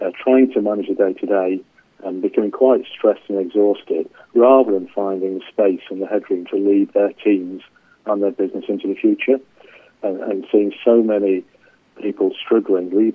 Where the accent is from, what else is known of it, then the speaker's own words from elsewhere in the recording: England, United Kingdom; accent: English; I'm English, as you can tell from my accent